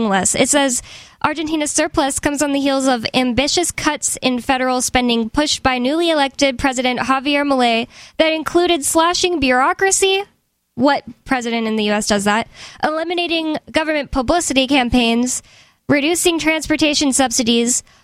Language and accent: English; United States; I'm American